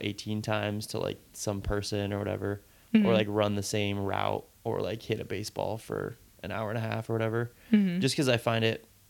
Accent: Capitola, California, United States; And then like I grew up in Capitola, and then we moved to Live Oak, and then went to Aptos, and then a different part of Aptos, and then Capitola

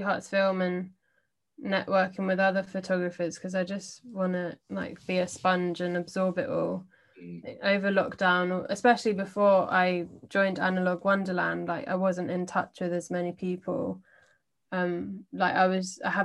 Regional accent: London, United Kingdom; I'm from London

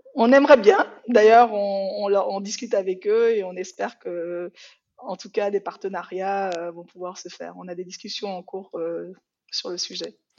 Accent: Benin; first language Yoruba; French is a second language; moved away as an adult; also born or lived in France; now in Switzerland; J'ai vécu au Bénin hein, toute mon enfance parce que, en fait, je suis née en France.

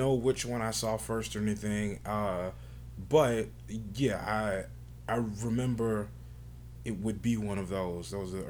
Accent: Bernice, Louisiana, United States; moved away as an adult; now in Des Moines, United States; from Des Moines. I'm originally from Bernice, Louisiana. And I moved to Des Moines 5 years ago

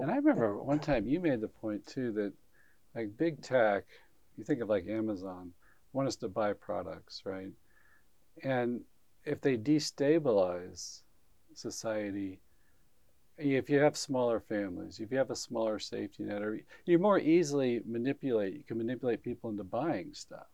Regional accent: Huntsville, Alabama, United States; I grew up in Huntsville, Alabama, which is this high tech center

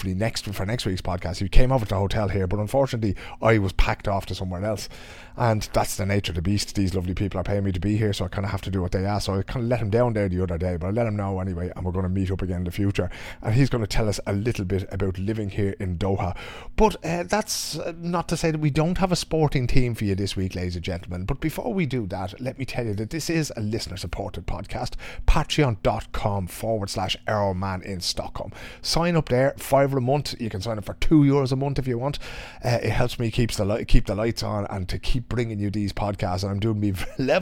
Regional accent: Dublin, Leinster, Ireland; I grew up in Dunnycarney in Dublin

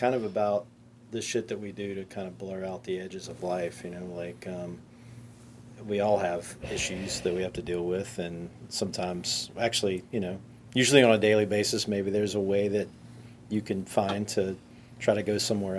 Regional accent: Ireland; I am Irish.

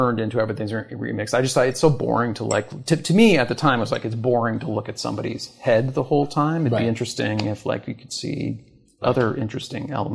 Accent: Canada; moved away as an adult; also born or lived in Toronto / New York; I'm from Canada originally.

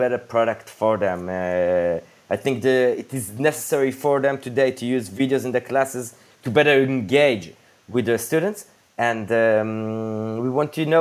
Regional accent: Jerusalem, Jerusalem District, Israel; moved away as an adult; now in Tel Aviv, Israel; we were born and raised in Jerusalem, and in the last decade and a half, we live in Tel Aviv

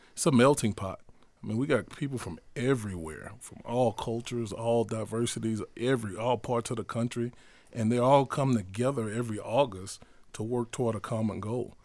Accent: Houston, Texas, United States; I grew up in Houston, Texas, on the north side of Houston, neighborhood called Acres Homes Community

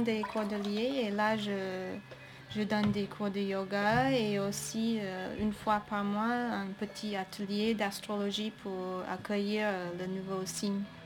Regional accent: United States; French is a second language; moved away as an adult; also born or lived in Montpellier, France / China; now in France; je, suis née aux États-Unis

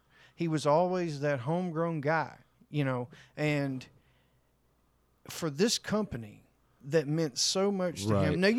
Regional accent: New York, United States; I said, what's this? I'm from New York.

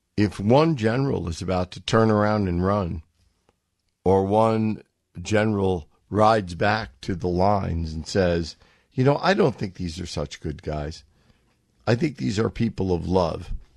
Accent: United States; I'm from America. I speak American

